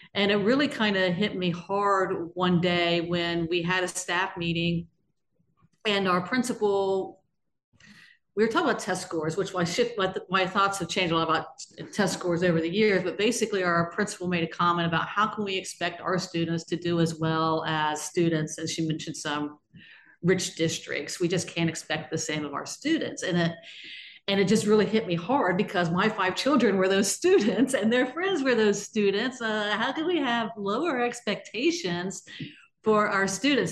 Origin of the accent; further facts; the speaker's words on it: Georgetown, Ohio, United States; I'm actually from Brown County, Ohio, a small town called Georgetown in Brown County, Ohio, which is down almost on the Ohio River